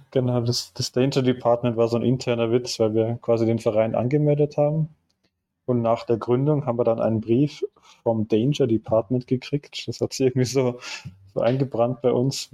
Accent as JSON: {"language": "German", "country": "Austria", "moved": "as an adult", "lives_now": "Munich, Germany", "said": "Ich äh, komme eigentlich aus Österreich und mich hat es irgendwann nach dem Studium nach München verschlagen"}